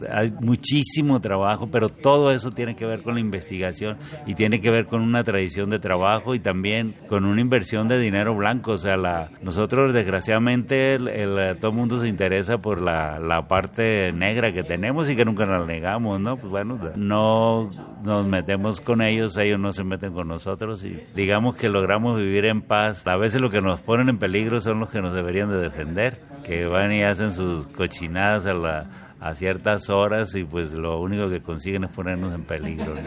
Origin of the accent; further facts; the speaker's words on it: Mexico; yo vengo de la Colpop, que es un barrio duro y fuerte